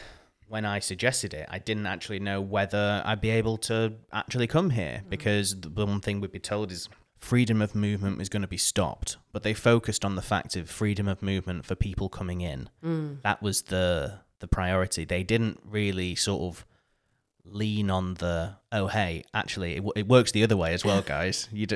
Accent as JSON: {"language": "English", "region": "the north of England", "country": "United Kingdom", "moved": "yes", "lives_now": "Finland", "said": "I'm originally from the UK, if you can't tell from my accent, from the north of England. And my journey to Finland, it's a journey I never thought I would ever make."}